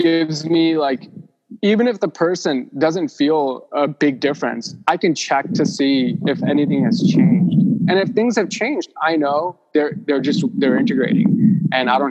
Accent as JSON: {"language": "English", "town": "Mumbai", "region": "Maharashtra", "country": "India", "tie": "born or raised there", "moved": "yes", "said": "I was born in Mumbai"}